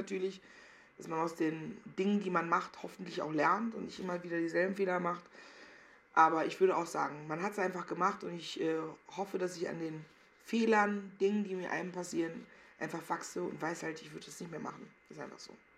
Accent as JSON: {"language": "German", "town": "Meckenheim", "region": "North Rhine-Westphalia", "country": "Germany", "tie": "born or raised there", "also_born_or_lived": "Cologne", "moved": "as an adult", "lives_now": "Berlin, Germany", "said": "ich bin nicht richtig behütet aufgewachsen an Meckenheim und Rheinbach"}